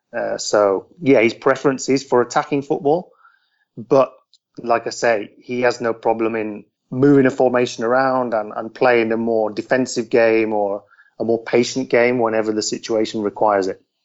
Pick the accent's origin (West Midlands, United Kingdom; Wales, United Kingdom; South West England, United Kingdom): West Midlands, United Kingdom; near Telford, Shropshire; moved away as an adult; also born or lived in London; now in Buenos Aires, Argentina; I'm English. I live in Argentina now with my wife, but yeah, I mean, I grew up, spent my first 20 years in the UK, just from a small town near Telford in Shropshire